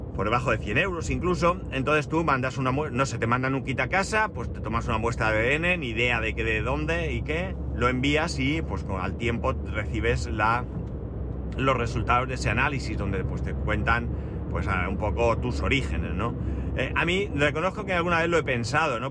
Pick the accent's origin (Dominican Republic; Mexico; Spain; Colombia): Spain; Alicante, Valencian Community; Pero, ¿pero dónde han nacido? Digo, en Alicante